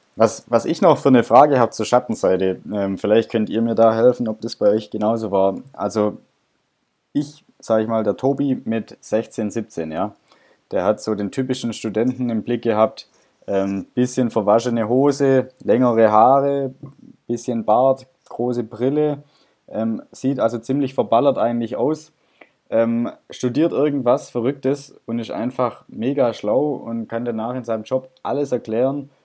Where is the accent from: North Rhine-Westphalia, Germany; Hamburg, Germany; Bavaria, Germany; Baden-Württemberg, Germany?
Baden-Württemberg, Germany; Stuttgart; ich komme aus Stuttgart.